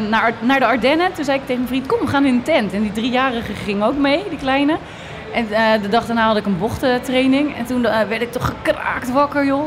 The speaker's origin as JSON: {"language": "Dutch", "town": "Westland", "region": "South Holland", "country": "Netherlands", "said": "kom je uit Rotterdam? Je hoorde dat ik uit Westland kom."}